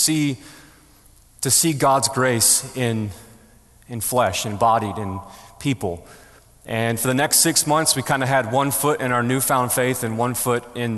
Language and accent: English; Buffalo, New York, United States; moved away; I'm originally from Buffalo, New York